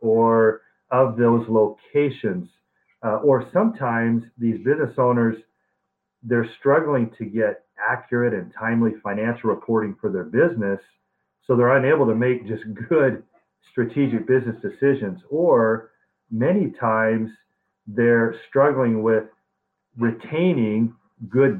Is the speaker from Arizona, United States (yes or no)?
yes; Arizona, United States; I grew up in Arizona since I was 3 years old. I'd like to say I'm an Arizona native.